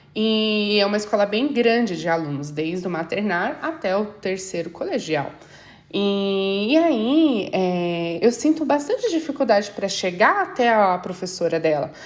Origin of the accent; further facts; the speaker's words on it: Brazil; moved away; Nós, ali como brasileiros